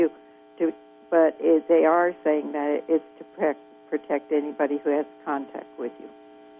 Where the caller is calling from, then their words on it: California, United States; I'm from Scarborville